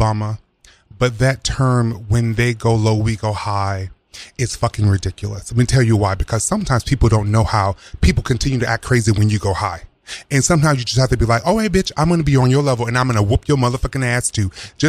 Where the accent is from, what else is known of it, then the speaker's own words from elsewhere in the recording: the South, United States; I'm a Democrat, but it's really like, I really am progressive, but there's a part of me that's conservative in some of my views because I'm from the South.